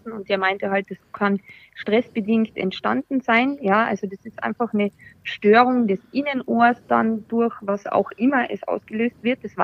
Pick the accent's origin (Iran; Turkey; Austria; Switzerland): Austria; moved away as an adult; now in Munich, Germany; Also ich bin 36, bin ursprünglich aus Österreich und jetzt aber schon seit 15 Jahren in München.